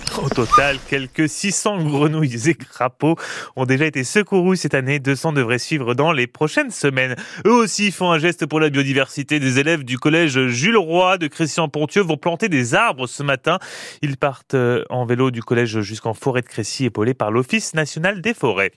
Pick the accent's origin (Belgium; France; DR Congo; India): France; Picardy, Hauts-de-France; chez nous en Picardie